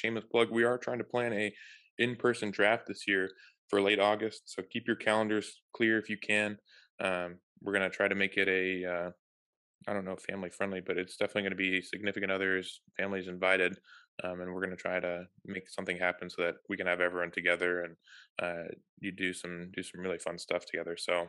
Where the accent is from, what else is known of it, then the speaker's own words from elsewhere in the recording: Germany; We did not have that in growing up in Germany